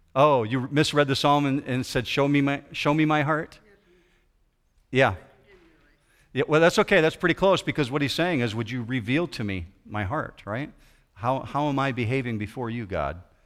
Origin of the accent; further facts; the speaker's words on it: west side of Michigan, United States; I grew up in the Christian Reformed community over on the west side of Michigan